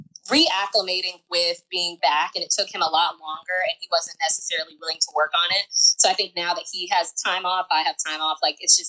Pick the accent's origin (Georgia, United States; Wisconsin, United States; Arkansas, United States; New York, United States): Georgia, United States; Atlanta; I'm from Atlanta, Georgia.